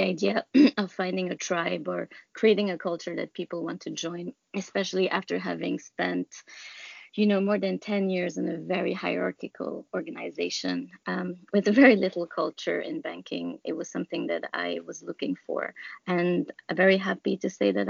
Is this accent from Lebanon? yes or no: yes; Lebanon; moved away; also born or lived in Germany / Nigeria; I came over from Lebanon, where I'm originally from. But before that, I lived in Germany, Nigeria.